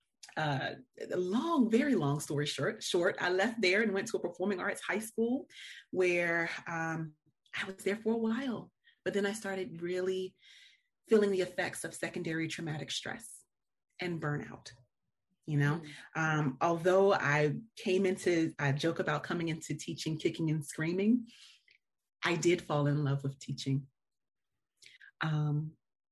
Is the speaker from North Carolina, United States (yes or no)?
yes; Ahoskie, North Carolina, United States; I am from Ahoskie, North Carolina. It is a very small town